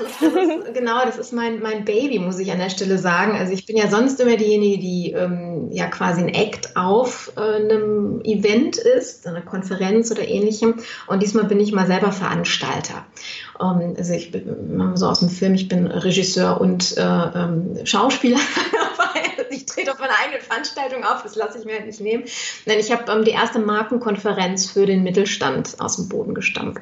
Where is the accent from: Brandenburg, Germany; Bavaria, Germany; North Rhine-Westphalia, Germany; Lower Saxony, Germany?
North Rhine-Westphalia, Germany; Düsseldorf; ich komme aus Düsseldorf